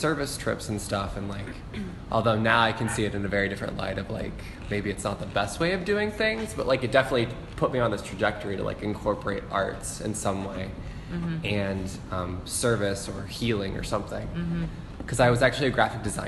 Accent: Omaha, Nebraska, United States; now in Baltimore, United States; I'm from Omaha, Nebraska.

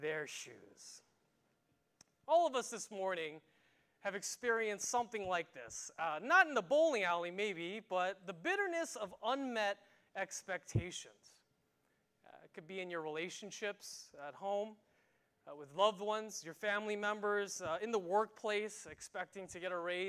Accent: New York, United States; moved away; New York, which is my hometown

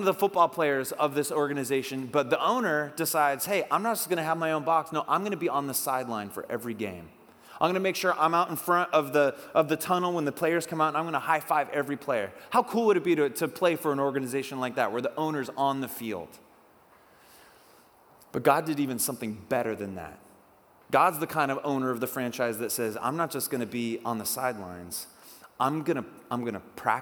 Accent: Oak Harbor, Washington, United States; where I grew up in Oak Harbor

